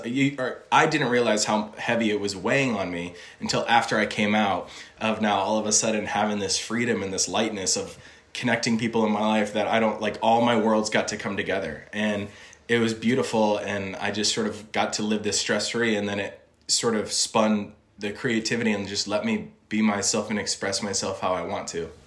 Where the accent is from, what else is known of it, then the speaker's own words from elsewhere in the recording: Illinois, United States; also born or lived in Indiana; now in Los Angeles, United States; I was born in Indiana, grew up in Illinois.